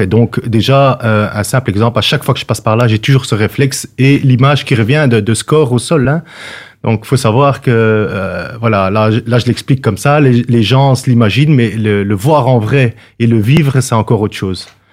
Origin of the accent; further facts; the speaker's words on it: Brussels, Brussels-Capital Region, Belgium; j'ai grandi à Bruxelles.